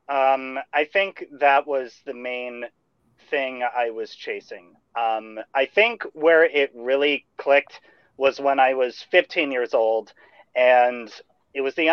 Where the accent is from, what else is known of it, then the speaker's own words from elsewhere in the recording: Bay Area, California, United States; I, grow I grew up, in the Bay Area.